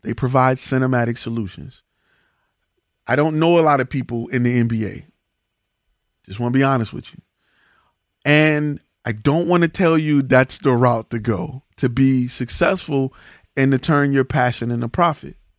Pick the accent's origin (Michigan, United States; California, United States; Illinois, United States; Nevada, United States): Michigan, United States; Detroit; I come from Detroit